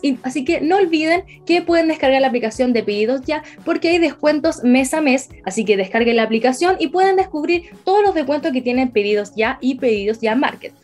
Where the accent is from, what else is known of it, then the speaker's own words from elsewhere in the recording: Concepción, Biobío, Chile; Penquista total, hasta la muerte